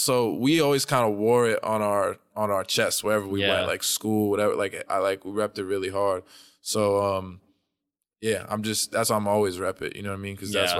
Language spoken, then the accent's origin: English; New York City, New York, United States; I grew up in Manhattan Plaza, and basically is like in the 70s, they built Manhattan Plaza to be like luxury homes. But the neighborhood was so bad